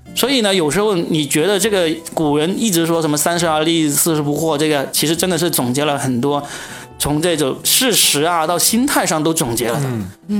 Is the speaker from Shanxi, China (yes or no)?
no; Guangdong, China; 我们广东